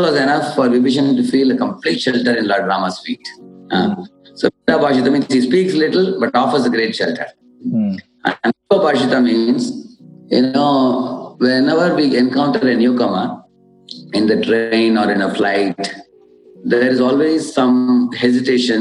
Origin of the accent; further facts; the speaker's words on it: South India, India; English is a second language; moved away as an adult; also born or lived in Mumbai, India / Pune, India; I hail from South India, and I studied in IIT Bombay